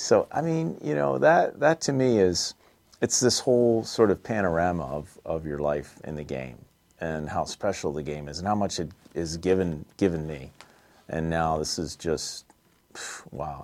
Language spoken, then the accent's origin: English; East Coast, United States; moved away; also born or lived in Los Angeles; I grew up on the East Coast